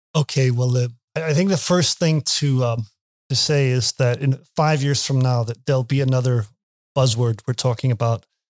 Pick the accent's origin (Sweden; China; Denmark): Denmark; English is a second language; I'm from Denmark.